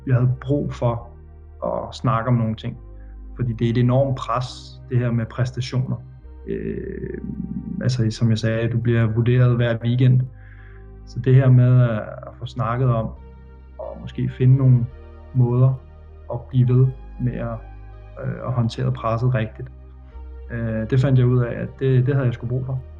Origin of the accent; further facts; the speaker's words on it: Denmark; moved away as an adult; hjemme i Danmark